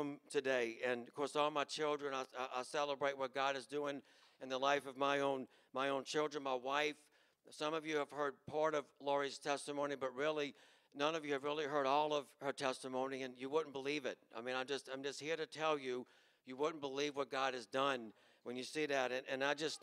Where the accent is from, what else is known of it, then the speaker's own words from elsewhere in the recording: Chalmette, Louisiana, United States; We grew up in Chalmette